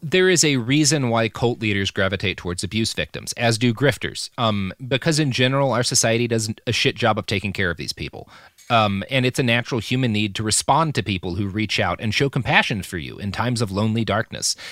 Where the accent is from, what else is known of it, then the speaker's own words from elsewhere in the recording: Texas, United States; where I grew up in Texas was like that too